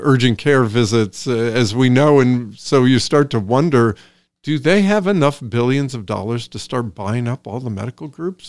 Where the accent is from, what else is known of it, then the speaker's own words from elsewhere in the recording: Iowa, United States; also born or lived in Des Moines, Iowa / Sioux City, Iowa; now in Woodstock; I grew up in Iowa. I grew up in Des Moines, Iowa, Sioux City, Iowa